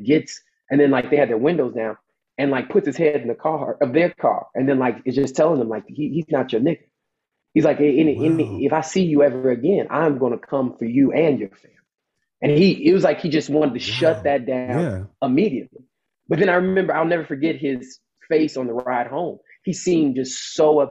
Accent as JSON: {"language": "English", "town": "Chicago", "region": "Illinois", "country": "United States", "tie": "born or raised there", "said": "Grew up between here and the west side of Chicago."}